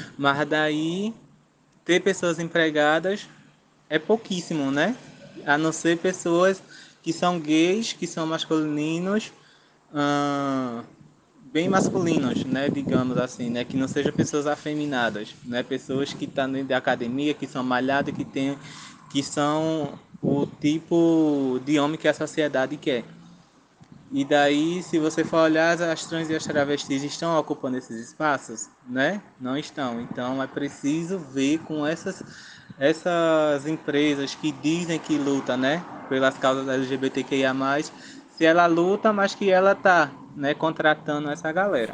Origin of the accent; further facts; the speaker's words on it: Engenho Rochedo, Zona da Mata Sul, Pernambuco, Brazil; eu sou do Engenho Rochedo, zona da Mata Sul de Pernambuco